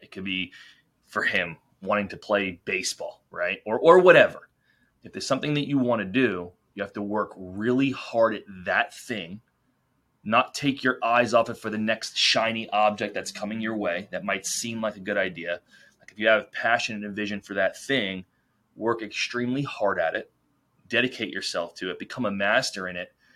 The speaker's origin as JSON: {"language": "English", "region": "New York", "country": "United States", "tie": "born or raised there", "said": "We, we grew up in New York"}